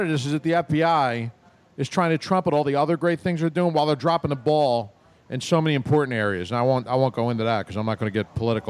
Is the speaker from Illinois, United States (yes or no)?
no; Philadelphia, Pennsylvania, United States; I grew up near Nick's Roast Beef, so we're in the same neighborhood.